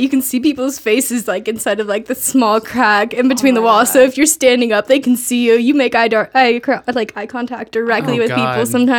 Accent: Idaho, United States; Yeah. I grew up in Idaho.

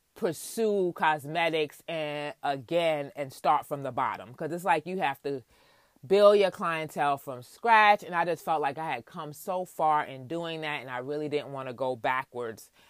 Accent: New York City, New York, United States; I was born and raised in Queens, New York, to my parents, of Jamaican descent

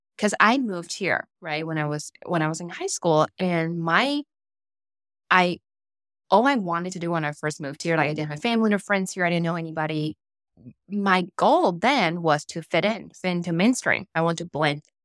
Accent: Taiwan; now in United States; in heart, I'm rooted I'm Taiwanese. I would never consider mm-hmm. myself as American

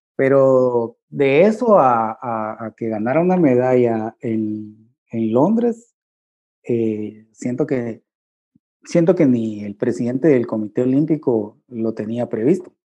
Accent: Guatemala; como guatemalteco

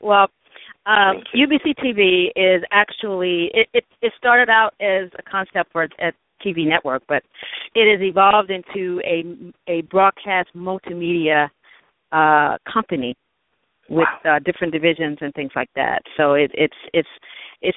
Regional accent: Stuttgart, Arkansas, United States; moved away; also born or lived in New York City; I'm from Stuttgart, actually. Stuttgart, Arkansas, which is really in between Little Rock and Pine Bluffs. I grew up

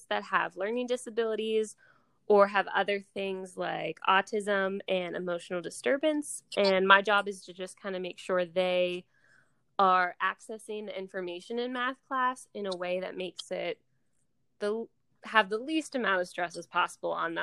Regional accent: Pittsburgh, Pennsylvania, United States; I'm from Pittsburgh, Pennsylvania

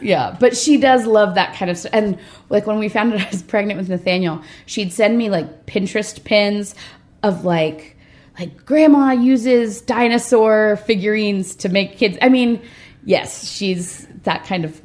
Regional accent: Redondo Beach, California, United States; I'm from Redondo Beach, California, which is a little bit west of downtown LA. And uh, grew up in a pastor's house

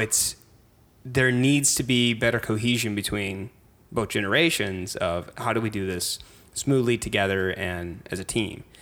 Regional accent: Cape Girardeau, Missouri, United States; moved away as an adult; also born or lived in St. Louis, Missouri; now in St. Charles, United States; I'm from Cape Girardeau, small rural town

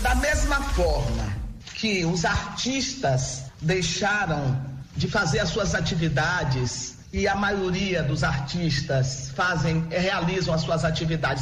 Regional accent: interior of Bahia, Brazil; eu sou também do interior da Bahia

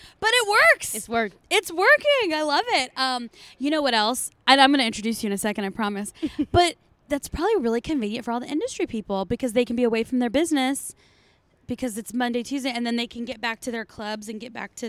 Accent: San Diego, California, United States; moved away; And I'm originally from San Diego.

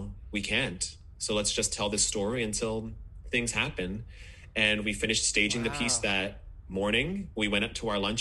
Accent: Boston, Massachusetts, United States; moved away; also born or lived in Bermuda / Michigan / Montreal; I grew up in Boston.

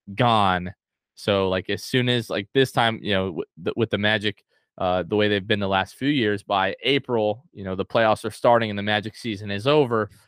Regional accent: north of Tampa, Florida, United States; also born or lived in New Jersey / North Carolina; they moved here to Florida, uh, we've been, um, in, like, the, like, a little bit north of Tampa for the last, uh, like, twenty-six years

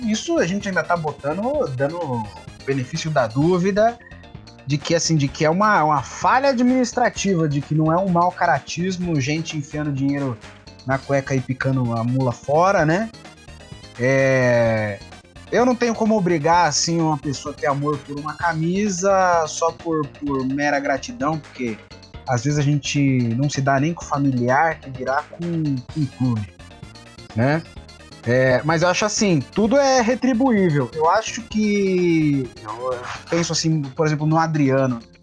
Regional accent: Brazil; A gente é brasileiro

